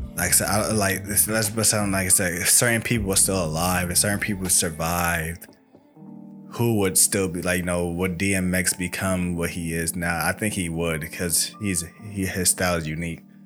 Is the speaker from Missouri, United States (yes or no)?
no; New York City, New York, United States; I'm from Brooklyn too.